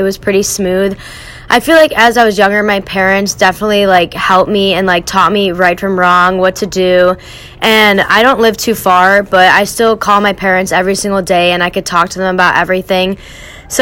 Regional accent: Homer Glen, Illinois, United States; moved away as an adult; now in Whitewater, United States; I am from Homer Glen, Illinois

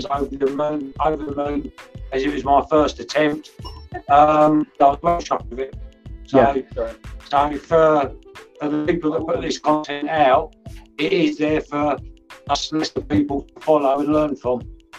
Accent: Bristol, South West England, United Kingdom

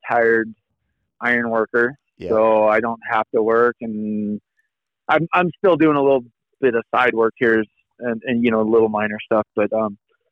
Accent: California, United States; I was from California.

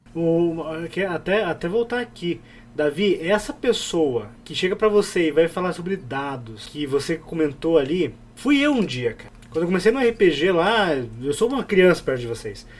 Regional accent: Curitiba, Paraná, Brazil; eu sou de Curitiba

